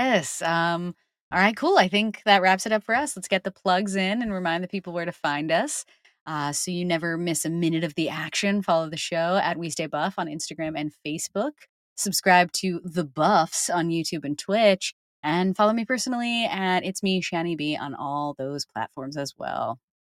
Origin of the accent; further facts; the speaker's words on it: New Jersey, United States; moved away; where I grew up because I'm from New Jersey originally